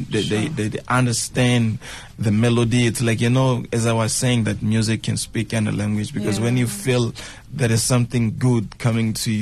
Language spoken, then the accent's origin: English; Manjacaze, Gaza Province, Mozambique; first language Tsonga (Shangana); English is a second language; also born or lived in Xai-Xai, Gaza, Mozambique; now in Maputo, Mozambique; I was born there in Gaza province. And I'm staying now in Maputo province, the capital of the country